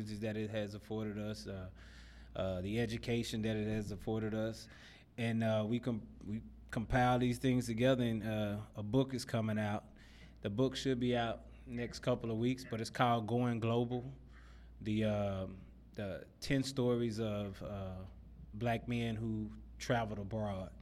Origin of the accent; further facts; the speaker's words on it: Dallas, Texas, United States; moved away as an adult; now in United Arab Emirates; I grew up in Oak Cliff, grew up, you know, kind of rough parts of Oak Cliff